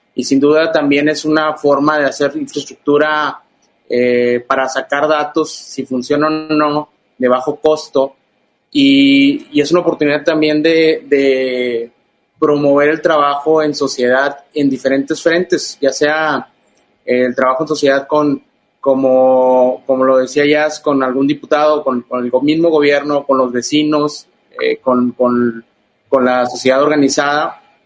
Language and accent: Spanish; Ciudad Victoria, Tamaulipas, Mexico; en Ciudad Victoria, que es mi ciudad natal, eh, Tamaulipas